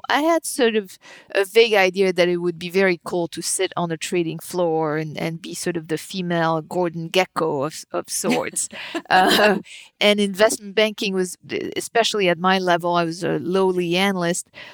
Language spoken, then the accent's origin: English; suburb of Paris, Île-de-France, France; moved away as an adult; also born or lived in New York; I was born and raised in France, in the suburb of Paris